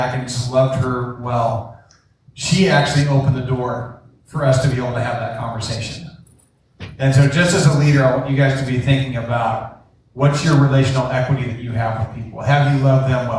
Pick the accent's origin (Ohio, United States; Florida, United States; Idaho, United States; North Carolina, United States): Idaho, United States; Coeur d'Alene; also born or lived in Tennessee; now in Coeur d'Alene, United States; I moved about a year ago from Tennessee back to Coeur d'Alene, Idaho, where we're from